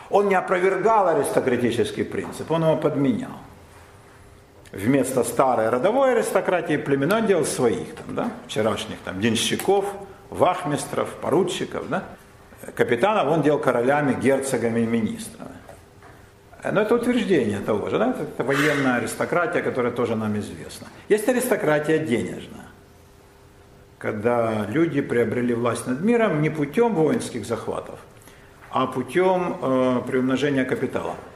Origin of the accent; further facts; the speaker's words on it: Moscow, Russia; мы москвичи, я на Полянке. Но и в самой Москве, Москва большой город, вы знаете, да, это недалеко от Мытищ, там тоже своя иерархия, да, значит, я родилась на Знаменке